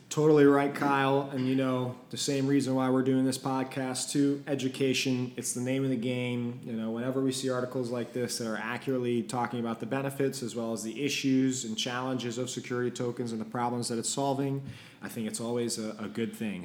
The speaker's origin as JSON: {"language": "English", "country": "Belgium", "said": "I'm from Belgium"}